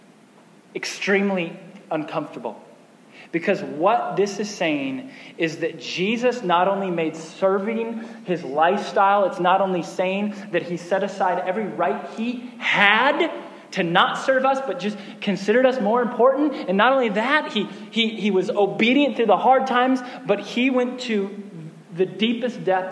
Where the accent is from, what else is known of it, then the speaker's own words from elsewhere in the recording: United States; as an American pastor